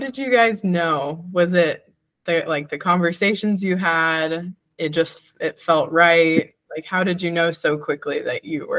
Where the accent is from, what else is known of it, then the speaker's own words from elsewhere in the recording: San Diego, California, United States; I'm from San Diego, but my family moved to La Crosse when I was in college.